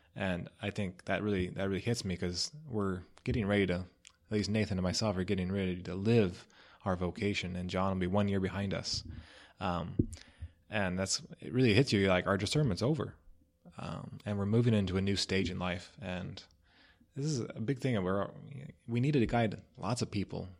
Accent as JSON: {"language": "English", "town": "Cottonwood", "region": "Idaho", "country": "United States", "tie": "born or raised there", "moved": "yes", "said": "Cottonwood, Idaho is my town. Uh, that's where I grew up."}